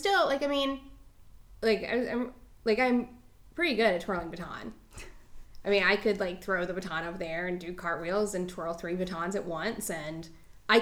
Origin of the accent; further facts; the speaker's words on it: Mebane, North Carolina, United States; the dance studio in my hometown of Mebane